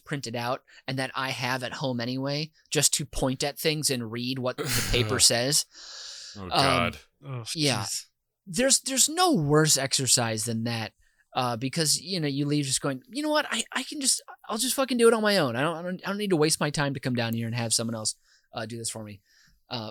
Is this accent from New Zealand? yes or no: no; Minnesota, United States; as a Minnesotan